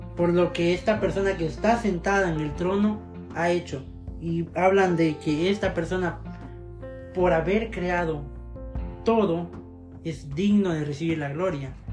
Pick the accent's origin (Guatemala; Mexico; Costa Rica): Guatemala; Zacapa; now in Guatemala City, Guatemala; antes soy del departamento de Zacapa, pero ahora vivo en la capital